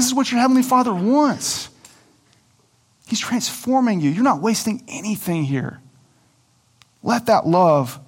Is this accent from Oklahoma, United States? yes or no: yes; Coweta, Oklahoma, United States; I grew up in Coweta, Oklahoma on a farm